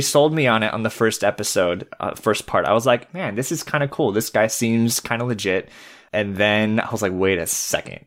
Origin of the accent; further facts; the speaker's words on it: California, United States; moved away as an adult; also born or lived in Fresno / Bakersfield; now in Michigan, United States; I was born and raised in California